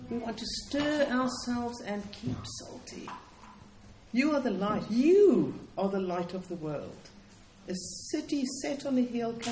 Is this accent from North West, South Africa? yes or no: no; Cape Town, Western Cape, South Africa; But um, I come from Cape Town, in which I worked in what we call our townships